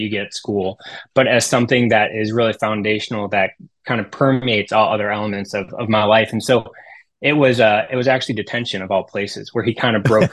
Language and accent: English; Tiffin, Ohio, United States; also born or lived in Steubenville, Ohio; So I grew up in the Toledo Diocese, this really small town called Tiffin, Ohio